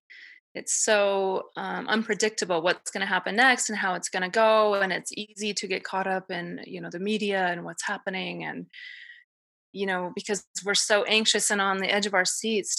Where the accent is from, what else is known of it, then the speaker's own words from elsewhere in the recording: Denver, Colorado, United States; now in Utah, United States; I'm from Denver originally